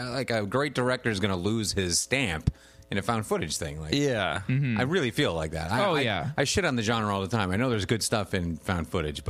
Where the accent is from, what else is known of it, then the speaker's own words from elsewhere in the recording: United States; Is it because I'm an American that knows?